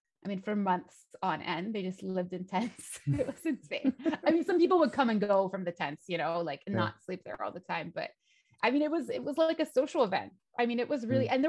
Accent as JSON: {"language": "English", "country": "United States", "said": "I'm American."}